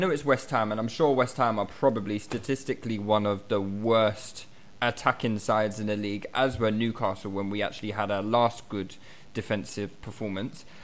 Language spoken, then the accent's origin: English; Malta; Yeah, exactly. I'm from Malta.